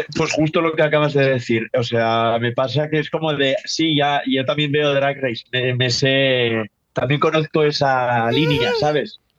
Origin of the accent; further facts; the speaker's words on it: northern Spain, Spain; yo soy del norte de España y en el norte somos así como más, más fríos.